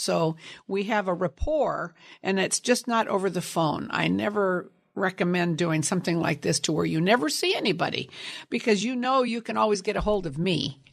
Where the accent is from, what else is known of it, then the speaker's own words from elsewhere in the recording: Sunnyvale, California, United States; also born or lived in San Jose, California; I grew up in Sunnyvale, California, on a apricot, cherry, and prune orchard